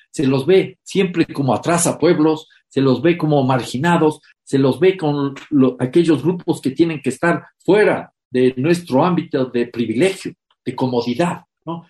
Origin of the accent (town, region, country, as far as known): Ecuador